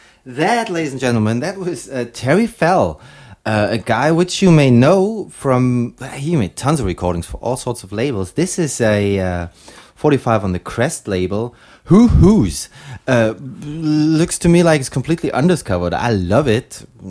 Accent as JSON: {"language": "English", "town": "Leipzig", "region": "Saxony", "country": "Germany", "tie": "born or raised there", "said": "I've been living here since, yeah, since I was born."}